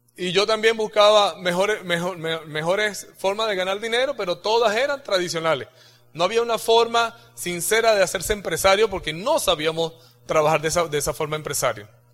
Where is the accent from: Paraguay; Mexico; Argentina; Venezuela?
Venezuela